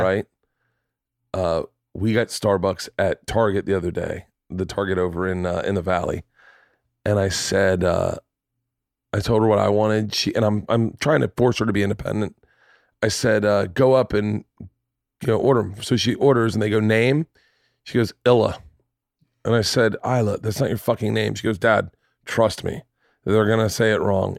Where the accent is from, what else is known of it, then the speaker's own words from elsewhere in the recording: the South, United States; I grew up in the South